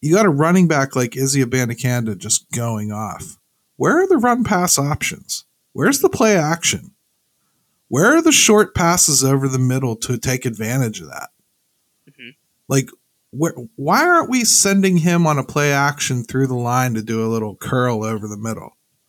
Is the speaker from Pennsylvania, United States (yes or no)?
yes; Pennsylvania, United States; I mean, you grew up in what, Mahoning Valley, and I grew up here in Western Pennsylvania. So we know crappy weather, right?